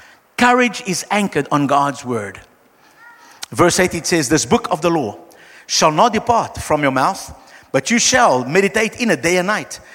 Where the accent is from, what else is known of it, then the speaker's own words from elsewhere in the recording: Brazil; now in South Africa; I am from Brazil